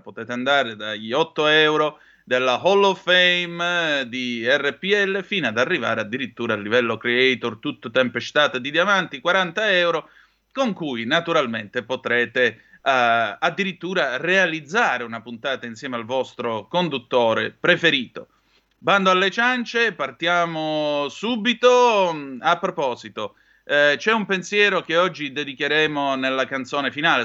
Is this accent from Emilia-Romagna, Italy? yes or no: no; Vibo Valentia, Calabria, Italy; Io sono di Vibo Valencia, sì signore, con ascendente, oh. ascendenze sicule